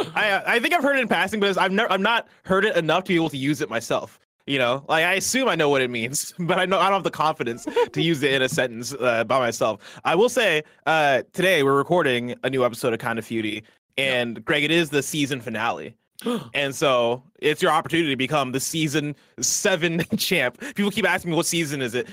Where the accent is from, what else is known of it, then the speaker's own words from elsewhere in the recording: Midwest, United States; also born or lived in Nigeria / Seattle; now in San Francisco, United States; I'm from the Midwest. I lived in Nigeria.